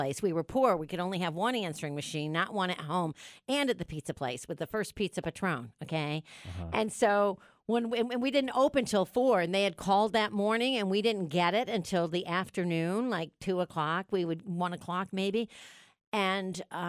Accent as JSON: {"language": "English", "region": "New York", "country": "United States", "accent": "New York", "moved": "yes", "lives_now": "Dallas, United States", "said": "I feel like my New York accent is really strong today."}